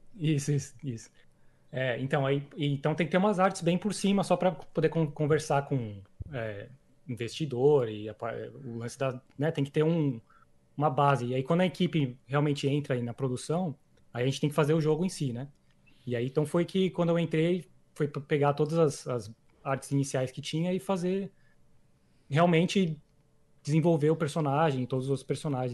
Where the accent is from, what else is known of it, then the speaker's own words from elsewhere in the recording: São Paulo, Brazil; moved away as an adult; eu sou de São Paulo, eu cresci em São Paulo, Ipiranga